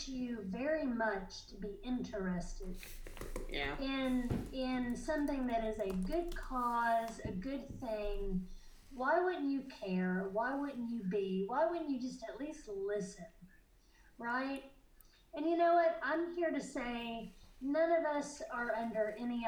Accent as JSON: {"language": "English", "region": "the South", "country": "United States", "tie": "born or raised there", "said": "I'm a Southerner. I don't really identify that way, but I was born in the South."}